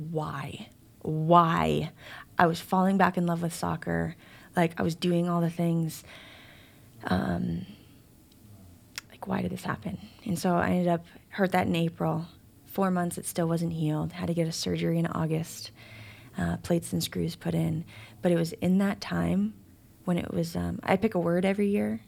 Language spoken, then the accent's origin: English; Chicago, Illinois, United States; I'm from Chicago